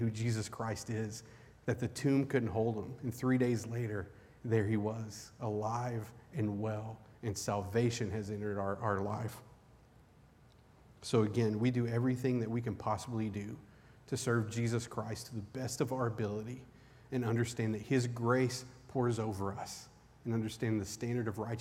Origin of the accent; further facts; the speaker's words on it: Eastern Kentucky, United States; I grew up in Eastern Kentucky.